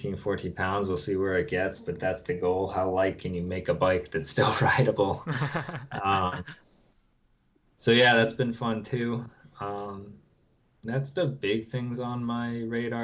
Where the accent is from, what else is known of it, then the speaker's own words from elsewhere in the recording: New Hampshire, United States; also born or lived in Maryland; I grew up in New Hampshire. I live here now.